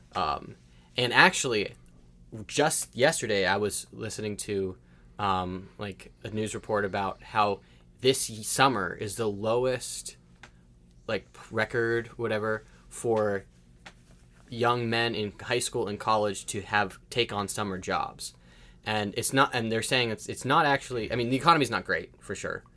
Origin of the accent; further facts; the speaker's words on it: United States; I'm an American